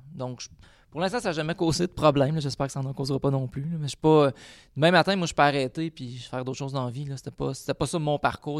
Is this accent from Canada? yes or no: yes; Quebec, Canada; je suis un Québécois